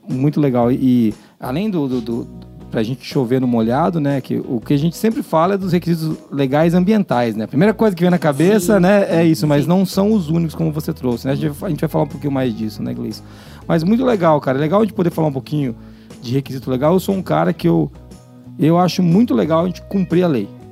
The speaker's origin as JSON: {"language": "Portuguese", "country": "Brazil", "said": "A gente é brasileiro"}